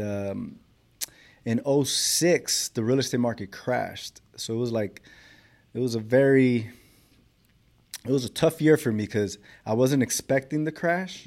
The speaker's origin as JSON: {"language": "English", "town": "Los Angeles", "region": "California", "country": "United States", "tie": "born or raised there", "said": "I grew up in South Central Los Angeles."}